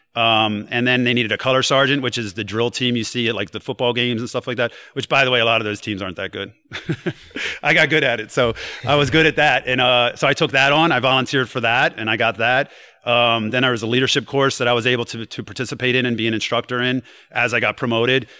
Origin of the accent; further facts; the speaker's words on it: New Castle, Delaware, United States; I come from Newcastle, Delaware, and like I had some rough, you know. Uh, experiences growing there